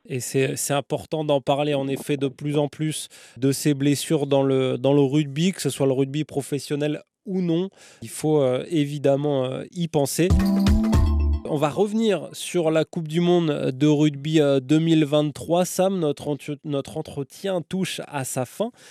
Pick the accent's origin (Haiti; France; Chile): France; en tant que Français